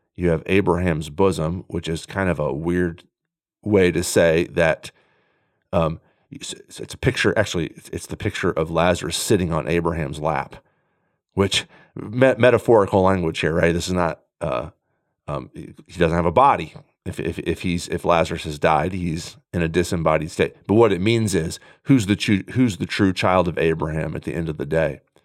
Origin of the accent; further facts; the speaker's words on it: United States; as contemporary American Christians